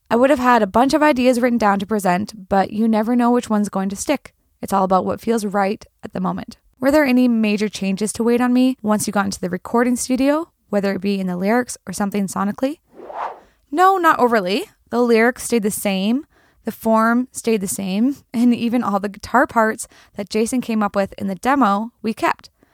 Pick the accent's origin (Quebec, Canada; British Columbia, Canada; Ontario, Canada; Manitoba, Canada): British Columbia, Canada; the Kootenays; Growing up in the Kootenays, your family listened to country music